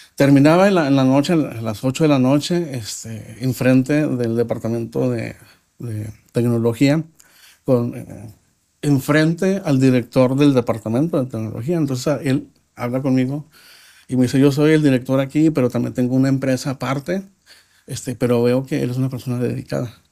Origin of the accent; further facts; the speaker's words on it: Nuevo Laredo, Tamaulipas, Mexico; nací en Laredo, Texas, pero viví como mexicano toda mi vida